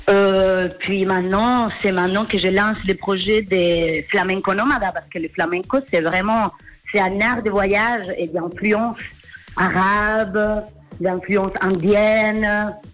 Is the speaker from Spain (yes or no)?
yes; Spain; French is a second language; now in Geneva, Switzerland; Je suis espagnole. Ça fait cinq ans que j'habite à Genève.